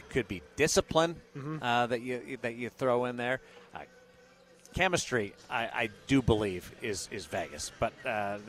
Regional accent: Manitoba, Canada; as Manitobans, we have an inferiority complex

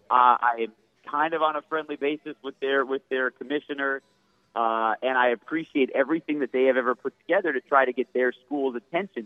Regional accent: Michigan, United States; moved away; growing up in Michigan

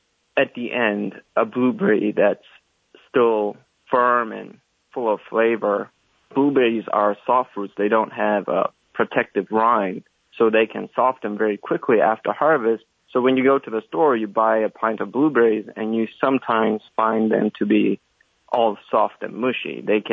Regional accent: Daegu, South Korea; moved away as an adult; also born or lived in Seoul, South Korea; now in Kannapolis, United States; I'm from South Korea, from a city called Daegu. I got my bachelor's and master's degree at Seoul National University

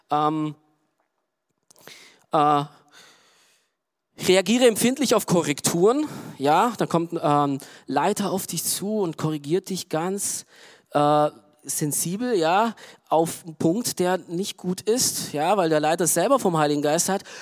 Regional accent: Romania; Ich komme zum Beispiel aus Rumänien, okay? So, Rumänien, äh, ja, auch kommunistisch geprägt und auch arm und wirtschaftlich

